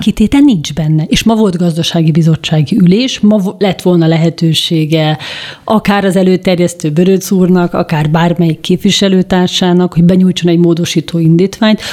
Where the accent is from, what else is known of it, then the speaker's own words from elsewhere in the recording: Budapest, Hungary; én, mint budapesti lakos